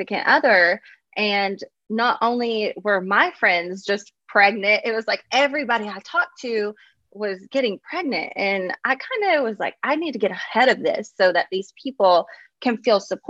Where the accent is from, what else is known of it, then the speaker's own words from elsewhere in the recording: Kentucky, United States; now in Los Angeles, United States; being from Kentucky, it's kind of just how we're wired